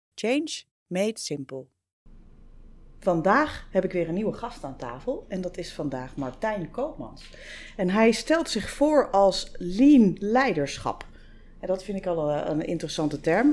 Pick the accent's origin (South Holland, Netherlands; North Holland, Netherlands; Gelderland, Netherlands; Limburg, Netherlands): North Holland, Netherlands; Amsterdam; al kom ik uit Amsterdam